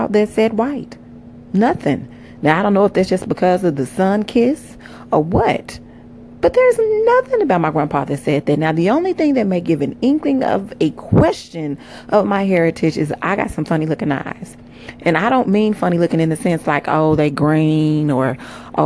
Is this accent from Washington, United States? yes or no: no; Oklahoma, United States; I am from Oklahoma